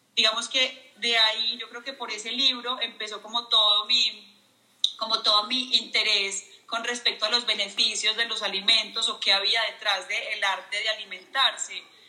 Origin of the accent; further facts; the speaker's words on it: Medellín, Antioquia, Colombia; Estoy en Colombia, en Medellín, mi ciudad de toda la vida